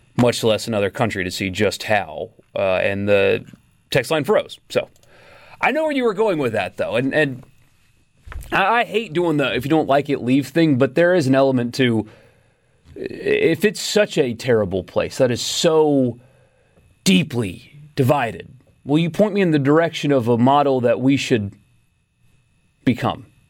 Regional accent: South Carolina, United States; also born or lived in California; now in Mississippi, United States; I grew up in South Carolina

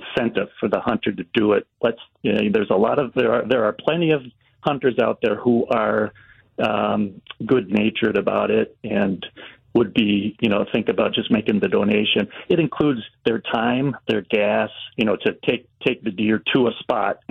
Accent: Racine County, Wisconsin, United States; I grew up in Racine County, and it was just natural for everybody to hunt where I grew up

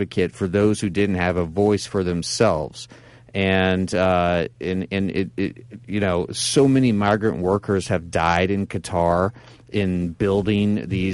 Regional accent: Nebraska, United States; we both were from the Midwest. I'm from Nebraska.

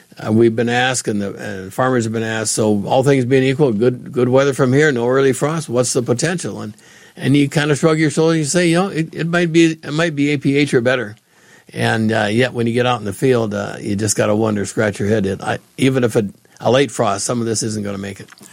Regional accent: Allendale, North Dakota, United States; now in Illinois, United States; where I grew up in Allendale

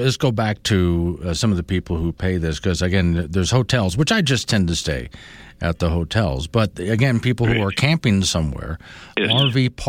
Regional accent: Florida, United States; now in Wyoming, United States; I grew up in Florida.

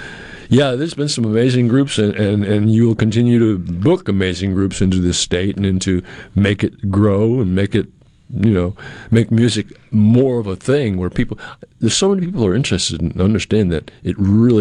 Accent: New England, United States; I grew up in New England

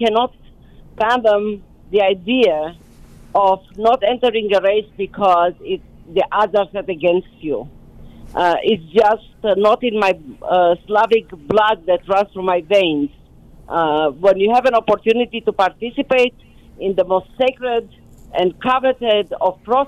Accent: Romania; moved away as an adult; now in United States; coming to America after growing up in Romania

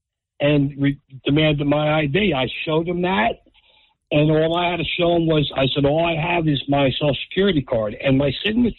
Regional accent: Spotswood, New Jersey, United States; now in Manchester, United States; I grew up in Spotswood.

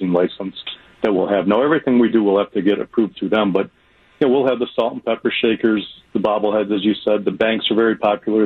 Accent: Michigan, United States; we're both from Michigan.

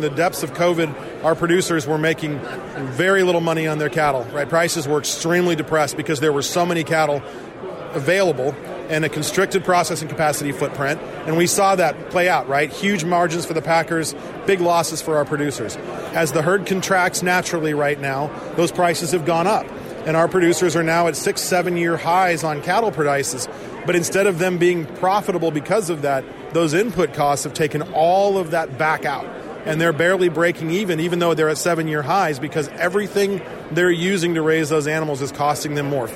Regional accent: Arizona, United States; I'm from Arizona

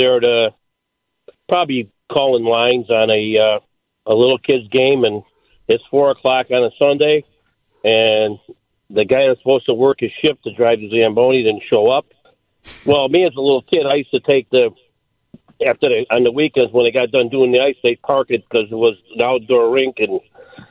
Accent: Elmhurst, Illinois, United States; I started playing hockey when I was like 5 years old at a rink in my hometown in Elmhurst.

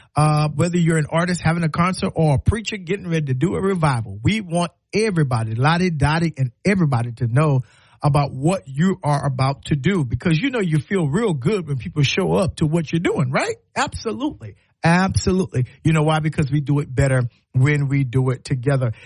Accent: South Carolina, United States; now in Alabama, United States; I'm from South Carolina

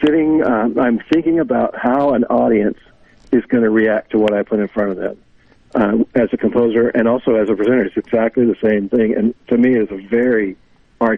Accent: Texas, United States; moved away as an adult; grew up in Texas. Swore I'd never go back, and then I did go back

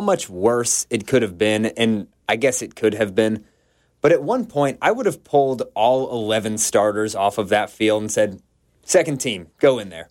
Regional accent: Georgia, United States; I grew up in Georgia.

